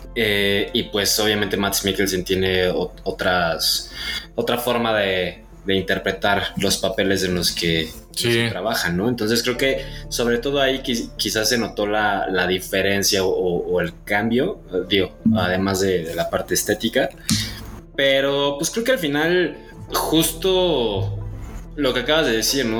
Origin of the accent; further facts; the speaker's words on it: Mexico; como mexicanos